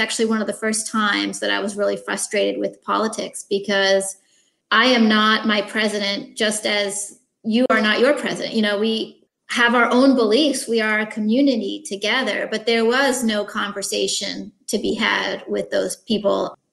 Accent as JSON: {"language": "English", "country": "France", "moved": "as an adult", "lives_now": "United States", "said": "people hated me for just being French"}